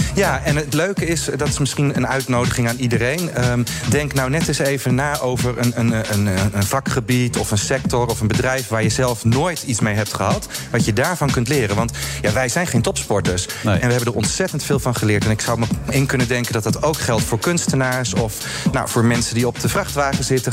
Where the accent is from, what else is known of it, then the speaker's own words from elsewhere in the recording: Hardinxveld-Giessendam, South Holland, Netherlands; Ik, ik woon in Hardings van ben ik ook eh, geboren en getogen